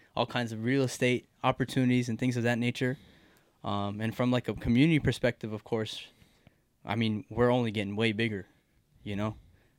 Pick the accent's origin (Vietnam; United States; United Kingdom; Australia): United States; Dallas, Texas; Born and raised in Dallas, Texas.